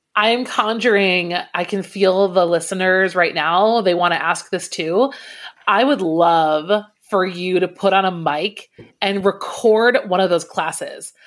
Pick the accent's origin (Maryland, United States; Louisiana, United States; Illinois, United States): Illinois, United States; Naperville; also born or lived in New Jersey; He's actually from Naperville, which is where I was born and ra- uh, not born. I was raised.